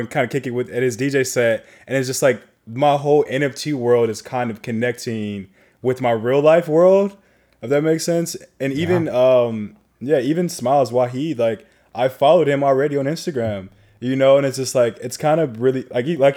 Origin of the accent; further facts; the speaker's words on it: Chicago, Illinois, United States; now in Los Angeles, United States; I'm from Chicago